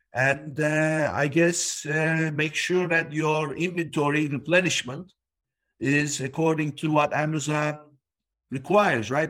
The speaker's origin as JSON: {"language": "English", "country": "Turkey", "tie": "born or raised there", "moved": "yes", "lives_now": "United States", "said": "I was born in Turkey"}